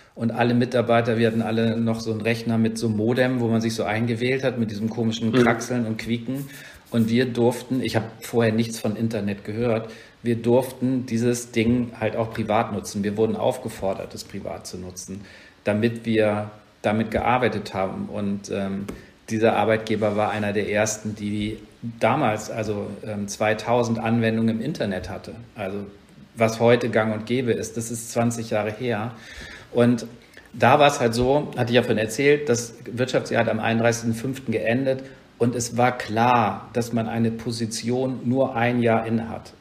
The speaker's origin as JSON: {"language": "German", "region": "Rhineland", "country": "Germany", "tie": "born or raised there", "also_born_or_lived": "Northern Germany", "moved": "yes", "said": "Ich komme halt aus dem Rhein, also ich bin gebürtiger Rheinländer, bin seit vielen Jahren in Norddeutschland"}